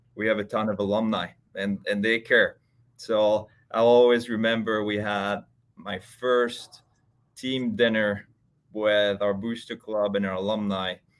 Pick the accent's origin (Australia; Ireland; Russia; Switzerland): Switzerland; moved away as an adult; also born or lived in Texas / Ohio; I grew up in Switzerland, uh, and I played there until I was twenty, twenty years old.